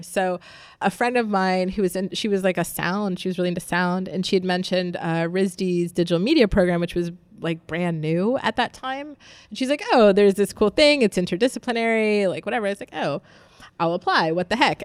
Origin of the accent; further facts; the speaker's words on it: Youngstown, Ohio, United States; also born or lived in Jacksonville, Florida / Columbus, Ohio / Cincinnati, Ohio; I am from, uh, northeastern Ohio, uh, Youngstown, which is Rust Belt territory